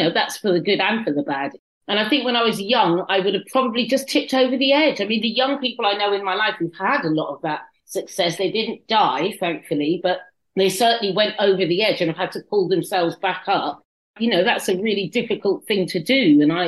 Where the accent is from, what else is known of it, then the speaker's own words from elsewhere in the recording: Paddington, London, United Kingdom; born there; also born or lived in Kent / Cyprus / Norfolk / Suffolk; I was born in Paddington, and then I went to Kent, and then I went to Cyprus, and then I came to Norfolk, good God, and then Suffolk, good God.